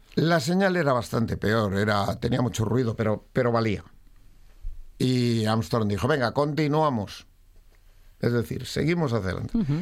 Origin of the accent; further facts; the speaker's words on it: Madrid, Community of Madrid, Spain; also born or lived in Asturias (ancestry); toda mi ascendencia es asturiana, pero yo tuve la mala suerte de nacer en Madrid.